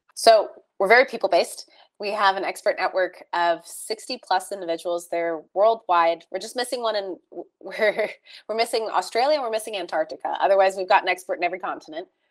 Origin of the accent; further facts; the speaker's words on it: California, United States; moved away as an adult; also born or lived in Texas; growing up in California in in um, surrounded by tech